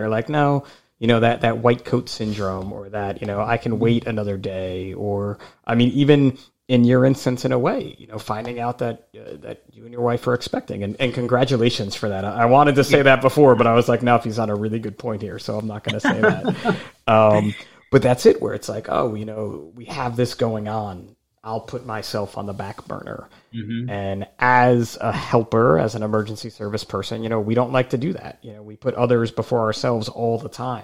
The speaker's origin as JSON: {"language": "English", "region": "New Jersey", "country": "United States", "said": "I'm from New Jersey"}